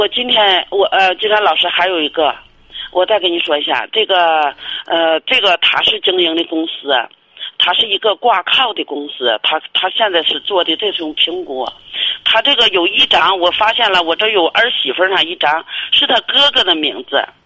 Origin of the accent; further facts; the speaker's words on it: Inner Mongolia, China; 我是内蒙的